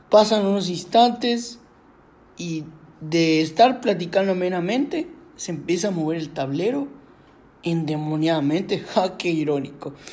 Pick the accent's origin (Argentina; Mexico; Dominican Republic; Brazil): Mexico; Yucatán; nosotros somos de Yucatán